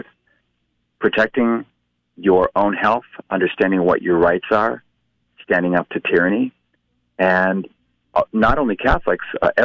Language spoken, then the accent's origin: English; Halifax, Nova Scotia, Canada; now in United States; I'm from Halifax